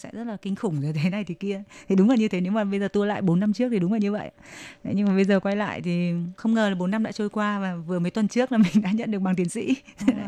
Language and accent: Vietnamese; Vietnam; first language Vietnamese; moved away as an adult; also born or lived in Nha Trang; now in China; bọn em sang đây mình là sinh viên nước ngoài rồi tiếng việt của mình là tiếng mẹ đẻ